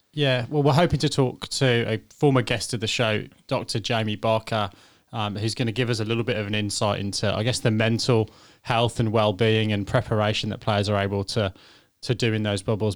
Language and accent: English; England, United Kingdom; I'm English